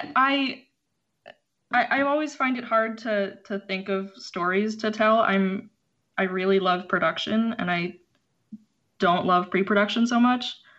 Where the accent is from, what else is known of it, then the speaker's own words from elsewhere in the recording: Philadelphia, Pennsylvania, United States; also born or lived in Chicago; my family moved to Philadelphia when I was four